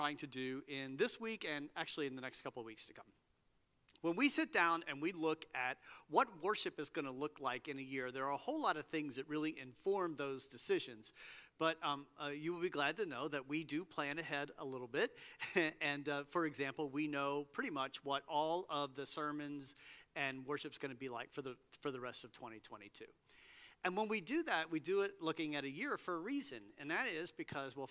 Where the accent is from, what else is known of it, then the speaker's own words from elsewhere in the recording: Cincinnati, Ohio, United States; moved away; I grew up in Cincinnati